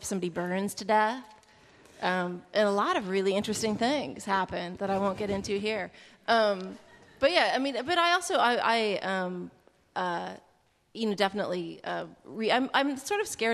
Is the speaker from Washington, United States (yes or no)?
yes; Bellingham, Washington, United States; I grew up in Bellingham, Washington, in the 80s